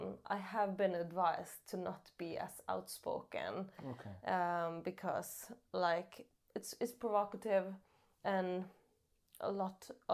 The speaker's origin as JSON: {"language": "English", "town": "Tana", "region": "Finnmark", "country": "Norway", "tie": "born or raised there", "said": "I'm from Tana in Finnmark, in northern Norway."}